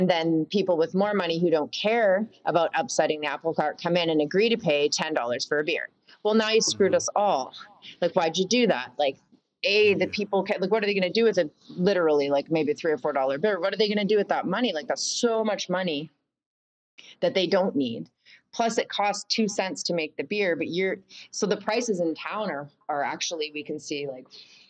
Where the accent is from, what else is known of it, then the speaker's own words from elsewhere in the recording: Canada; also born or lived in United States; And yeah, and P.S. I'm Canadian. I know I lived in the States.